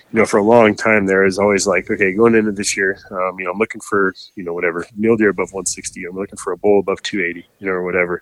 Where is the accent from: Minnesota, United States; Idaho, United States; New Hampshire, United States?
Idaho, United States; Northern; I grew up in Northern Idaho